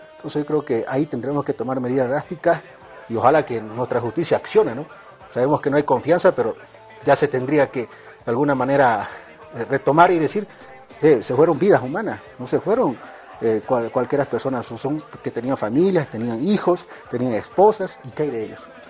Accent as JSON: {"language": "Spanish", "country": "Bolivia", "moved": "as an adult"}